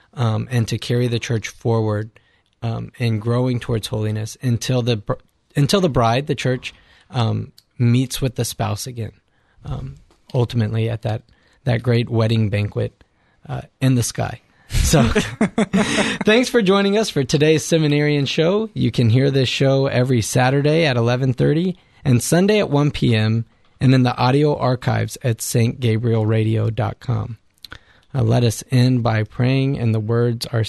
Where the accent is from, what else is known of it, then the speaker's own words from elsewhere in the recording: United States; also born or lived in Diocese of Victoria, Texas; now in Columbus, Ohio, United States; us as American Christians